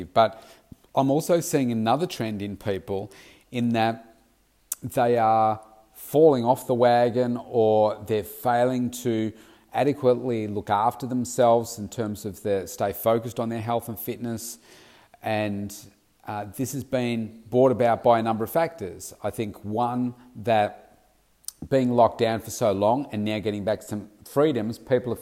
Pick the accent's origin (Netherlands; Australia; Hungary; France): Australia; Melbourne, Victoria; in my home state here of Melbourne, Australia